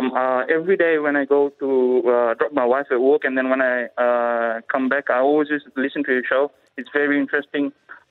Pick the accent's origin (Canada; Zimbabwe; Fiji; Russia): Fiji; moved away as an adult; now in Australia; I'm from Fiji.